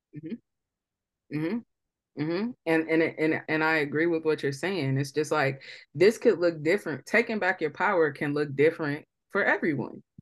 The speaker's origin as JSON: {"language": "English", "town": "St. Louis", "region": "Missouri", "country": "United States", "said": "we're from Saint Louis"}